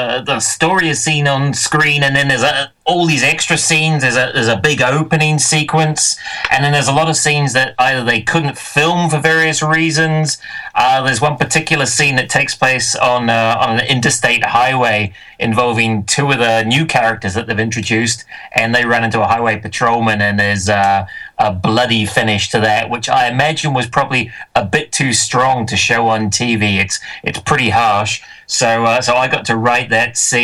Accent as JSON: {"language": "English", "country": "New Zealand", "moved": "as an adult", "lives_now": "Scotland, United Kingdom", "said": "I'm from New Zealand originally, although I live in Scotland."}